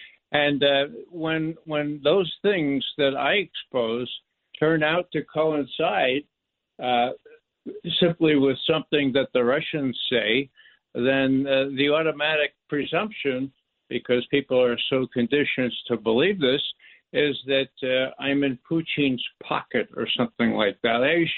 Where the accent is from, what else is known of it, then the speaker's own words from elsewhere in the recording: New York City, New York, United States; I'm from the Bronx.